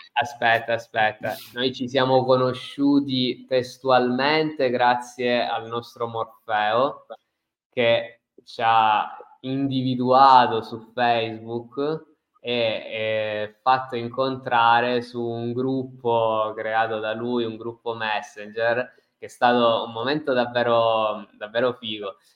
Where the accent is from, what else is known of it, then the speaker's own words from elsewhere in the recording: Messina, Sicily, Italy; io sono di Messina, comunque siamo due ragazzi della stessa età, cresciuti nella stessa regione